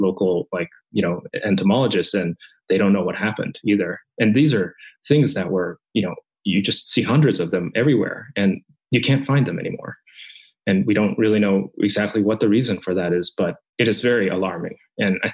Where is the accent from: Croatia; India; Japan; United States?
Japan; moved away; a child growing up in Japan. I'm Japanese